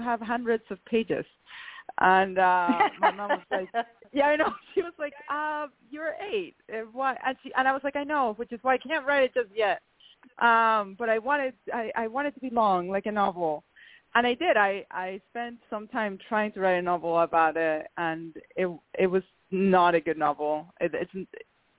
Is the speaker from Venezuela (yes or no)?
yes; Venezuela; I come from the Venezuelan aristocracy